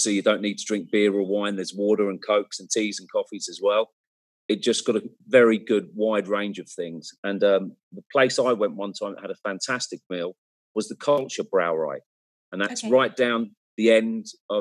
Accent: Cambridge, East of England, United Kingdom; I come from Cambridge. We have a small little university there as well in England.

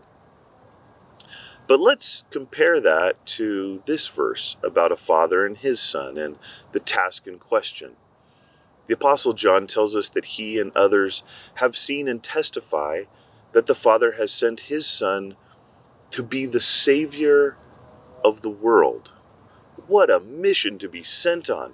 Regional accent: Mexico; I grew up in Mexico

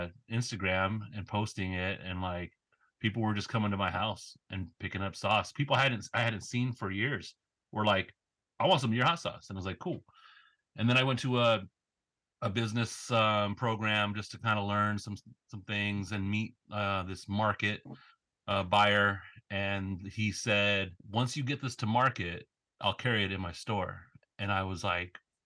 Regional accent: Los Angeles, California, United States; now in Portland, United States; grew up

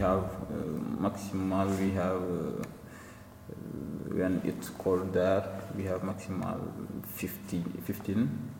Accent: Senegal; first language Wolof; English is a second language; now in Czech Republic; Yeah, I come from Senegal.

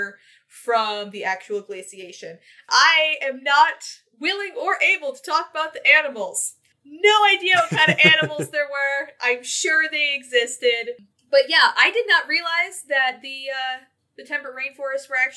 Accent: Michigan, United States; I'm from Michigan.

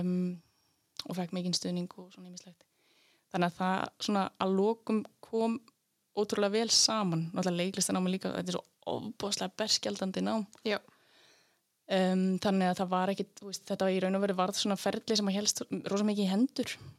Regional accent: Laugar, Northeastern Region, Iceland; moved away as an adult; also born or lived in Reykjavík; ég er frá laugum í Reykjadal mm -hmm. En ég ólst upp í Reykjavík handli á tíu ára

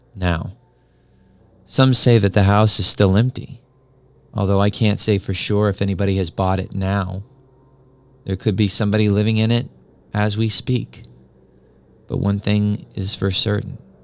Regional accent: New Mexico, United States; as a kid growing up in New Mexico

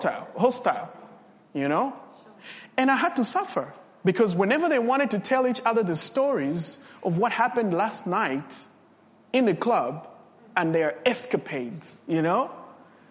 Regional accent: Copperbelt Province, Zambia; English is a second language; I come from Zambia in the Copper Belt

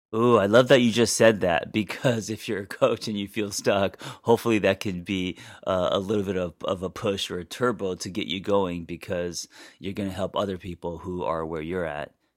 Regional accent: Los Angeles, California, United States; growing up in Los Angeles

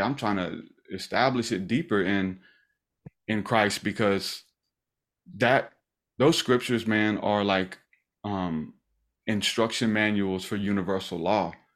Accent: the South, United States; We're from the South

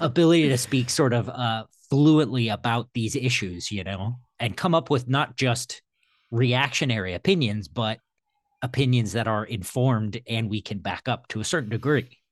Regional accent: Midwest, United States; I'm from the Midwest

